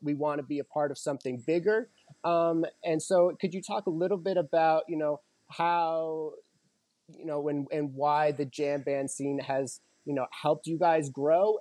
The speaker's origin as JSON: {"language": "English", "region": "Colorado", "country": "United States", "tie": "born or raised there", "said": "Growing up in Colorado"}